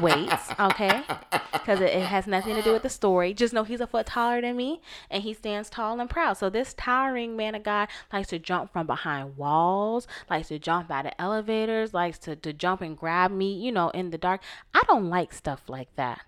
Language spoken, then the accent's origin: English; Florida, United States; now in West Coast, United States; We're both from the East Coast, Florida, Massachusetts, me, him, respectively.